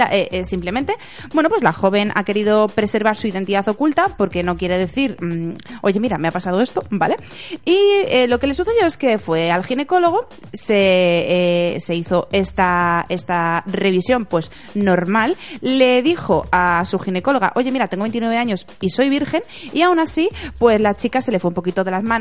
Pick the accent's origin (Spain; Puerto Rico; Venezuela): Spain; Santander, Cantabria; ¿dónde si no, en Santander, en mi tierra